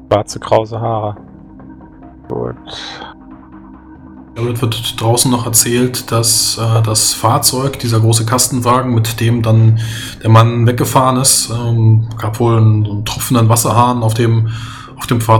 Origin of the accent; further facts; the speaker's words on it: Poland; Nee, das war kein Polnisch. Ich bin Pole.